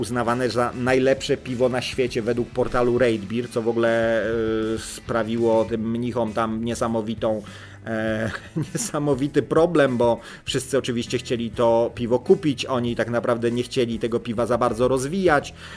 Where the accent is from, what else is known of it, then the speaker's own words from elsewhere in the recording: Lower Silesian Voivodeship, Poland; u nas na Dolnym Śląsku